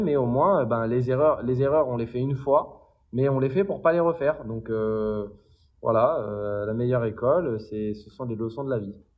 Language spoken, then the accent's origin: French; Paris, Île-de-France, France; also born or lived in London; j'ai grandi dans une, à, à Collet à Paris, entre Vincennes et Saint-Mandé